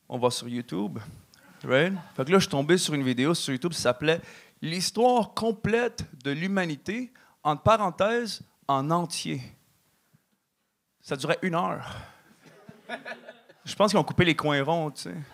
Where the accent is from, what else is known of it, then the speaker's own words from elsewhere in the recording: Canada; also born or lived in Mexico; Puis euh, maintenant, j'ai la double citoyenneté, tu sais. Fait que je suis canadien et mexicain.